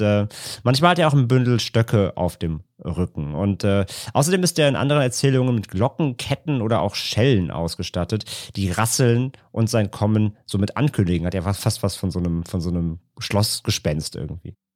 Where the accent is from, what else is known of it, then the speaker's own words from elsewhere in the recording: Rhineland, Germany; bei uns im Rheinland